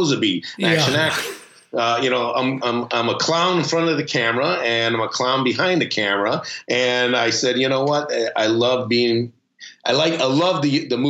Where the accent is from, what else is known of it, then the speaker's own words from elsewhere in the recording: Chicago, Illinois, United States; My parents are both from Mexico City, Acapulco and Piedras Negras, and I was born here in Chicago, the Windy City